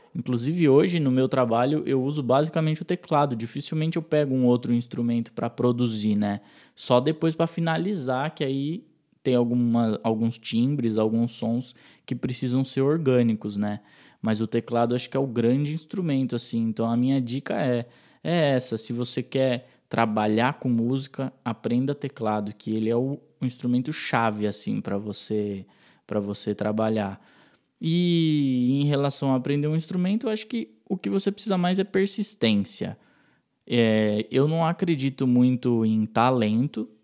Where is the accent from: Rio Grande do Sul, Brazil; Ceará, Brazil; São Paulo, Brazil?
São Paulo, Brazil; Itatiba; also born or lived in Sorocaba; quando eu saí de Itatiba, fui morar em Sorocaba para cursar uma faculdade